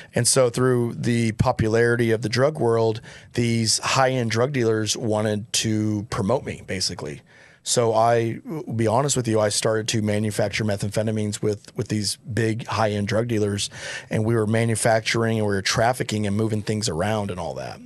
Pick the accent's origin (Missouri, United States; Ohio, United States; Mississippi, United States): Missouri, United States; Joplin; moved away; I grew up in Joplin, Missouri, so that's where my stomping grounds were